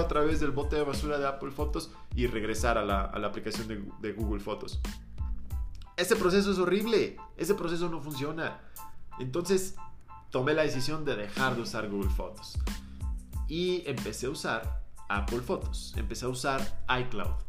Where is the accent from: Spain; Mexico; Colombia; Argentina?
Mexico; nosotros como mexicanos